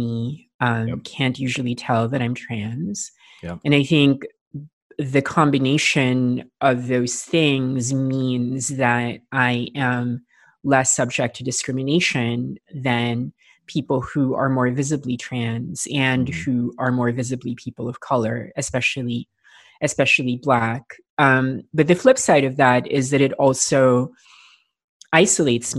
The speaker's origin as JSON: {"language": "English", "country": "Philippines", "tie": "born or raised there", "said": "I grew up in the Philippines, and I grew up in a fairly rural part of the Philippines"}